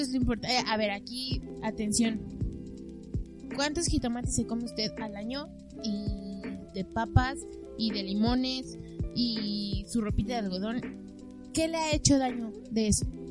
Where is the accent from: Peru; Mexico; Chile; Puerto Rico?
Mexico; yo sí me siento identificada como mexicana